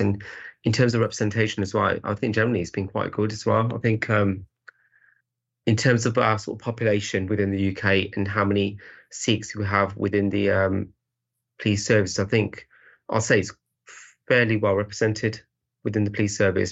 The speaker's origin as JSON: {"language": "English", "town": "Birmingham", "region": "West Midlands", "country": "United Kingdom", "said": "I'm originally from, from the sort of Birmingham area."}